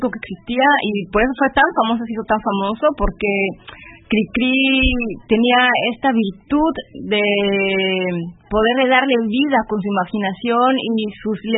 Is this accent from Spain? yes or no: no; Mexico; born or raised there; now in Germany